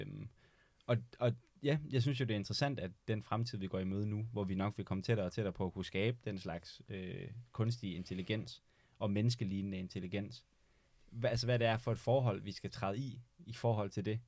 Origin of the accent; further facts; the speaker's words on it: Denmark; som dansker